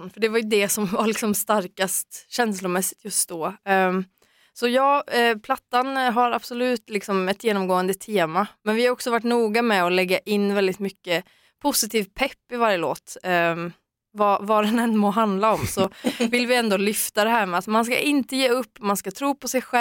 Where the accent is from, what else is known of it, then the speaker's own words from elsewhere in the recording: Falköping, Västra Götaland, Sweden; Hem, hemma i Falköping med familjen.